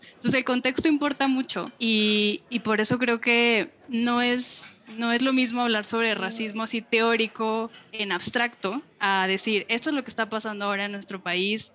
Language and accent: Spanish; Monterrey, Nuevo León, Mexico; accent: norteño; moved away as an adult; now in Mexico City, Mexico; Yo soy regiomontana por adopción, eh, vivía ya gran parte de mis años formativos